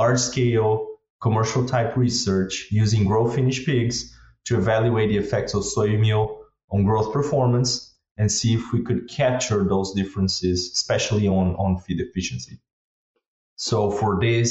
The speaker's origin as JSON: {"language": "English", "country": "Brazil", "also_born_or_lived": "Kansas, United States", "moved": "as an adult", "lives_now": "United States", "said": "I'm originally from Brazil. Moved to the U.S. about 6 years ago"}